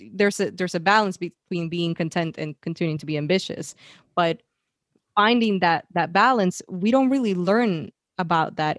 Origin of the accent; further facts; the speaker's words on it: Puerto Rico; moved away as an adult; also born or lived in San Francisco; I was born and raised in Puerto Rico